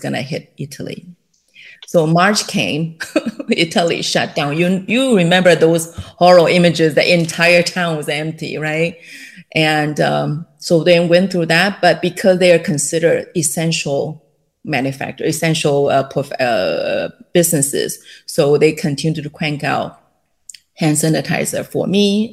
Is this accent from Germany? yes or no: no; Taiwan; English is a second language; moved away as an adult; also born or lived in Illinois, United States; now in California, United States; I was born and raised in Taiwan